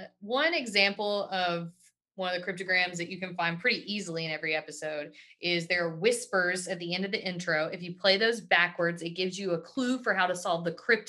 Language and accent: English; Appalachia, United States; Well, we're from Appalachia.